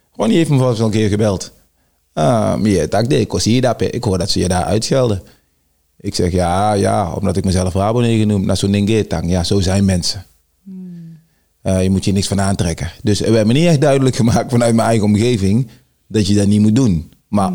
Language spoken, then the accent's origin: Dutch; Tilburg, North Brabant, Netherlands; also born or lived in Suriname; Ik ben opgegroeid in Tilburg-Noord